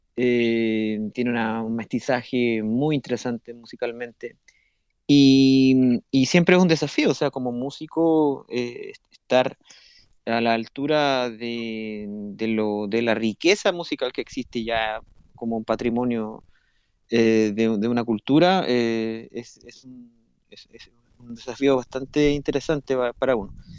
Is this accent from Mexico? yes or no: no; Santiago, Santiago Metropolitan Region, Chile; moved away as an adult; now in Brazil; yo, yo, nací en Santiago de, de Chile